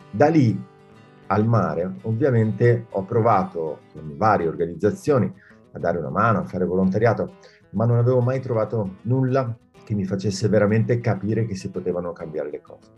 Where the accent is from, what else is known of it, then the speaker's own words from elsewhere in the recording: Bassano del Grappa, Veneto, Italy; sono nato a, vicino a Bassano del Grappa